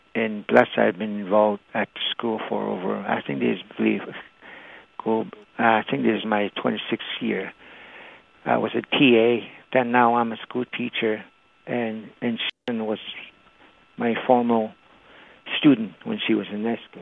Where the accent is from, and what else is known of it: Attawapiskat, Ontario, Canada; first language Cree; English is a second language